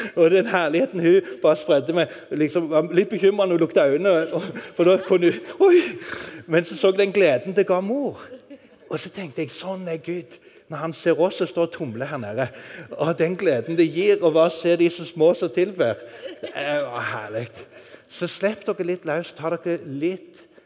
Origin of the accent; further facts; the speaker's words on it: Norway; moved away; Når du bor i et land langt der ute i ørkenen, så sitter du og tenker på Norge